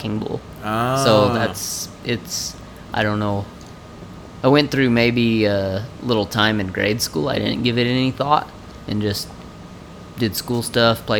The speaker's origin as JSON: {"language": "English", "town": "Clayton", "region": "New Mexico", "country": "United States", "tie": "born or raised there", "said": "I was born and raised in New Mexico."}